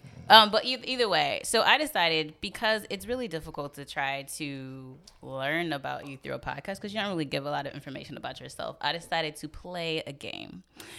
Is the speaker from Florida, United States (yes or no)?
yes; Florida, United States; moved away; I'm from Florida, so my parents they both live in Florida.